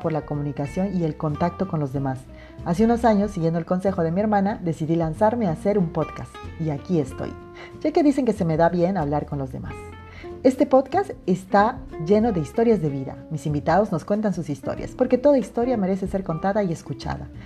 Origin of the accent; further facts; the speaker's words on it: Amazon, Peru; moved away as an adult; now in France; nací en Perú, en la hermosa Amazonía